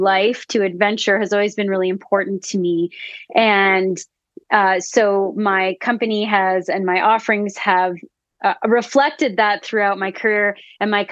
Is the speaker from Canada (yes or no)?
yes; Canada; I'm originally from Canada. I grew up in between Ottawa and Montreal